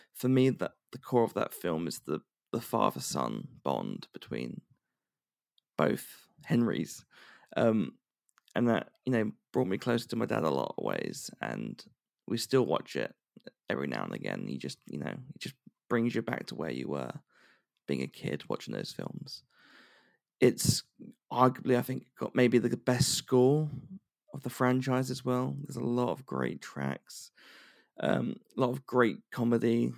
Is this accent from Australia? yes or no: no; United Kingdom; being a Brit